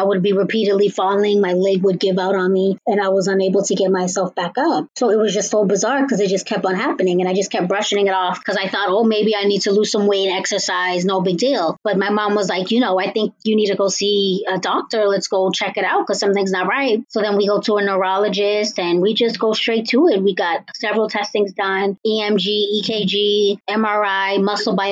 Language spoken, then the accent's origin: English; Cambridge, Massachusetts, United States; I am from Cambridge, Massachusetts.